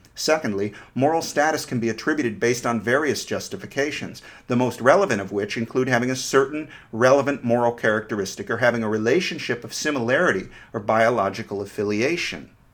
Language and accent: English; United States; I'm an American romantic